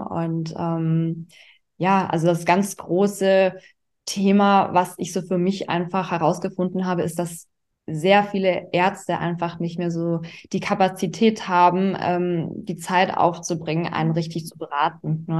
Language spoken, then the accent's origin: German; Augsburg, Bavaria, Germany; now in Düsseldorf, Germany; komme gebürtig aus Augsburg, das ist in Bayern und lebe aktuell in Düsseldorf